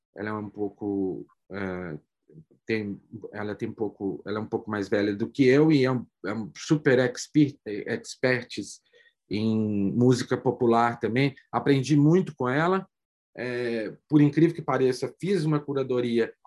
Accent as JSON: {"language": "Portuguese", "country": "Brazil", "said": "como brasileiro"}